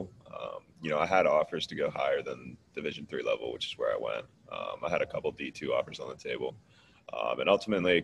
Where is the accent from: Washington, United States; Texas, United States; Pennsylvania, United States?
Pennsylvania, United States; Pittsburgh; I'm from Pittsburgh